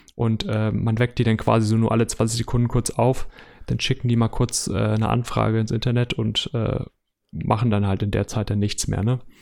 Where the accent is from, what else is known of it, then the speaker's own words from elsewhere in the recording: Hamburg, Germany; ich komme aus Hamburg